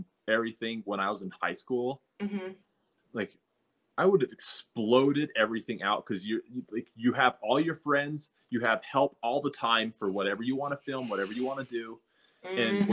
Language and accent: English; Utah, United States; also born or lived in Salt Lake City; I'm from Utah, so the high schools are all pretty close